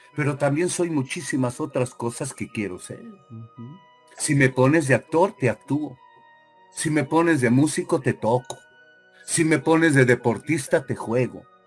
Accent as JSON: {"language": "Spanish", "country": "Mexico", "moved": "as an adult", "lives_now": "United States", "said": "soy mexicano hasta el día que deje de respirar"}